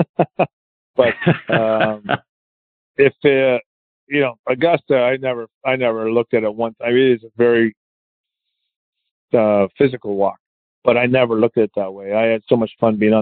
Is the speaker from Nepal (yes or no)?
no; Canada; I'm Canadian.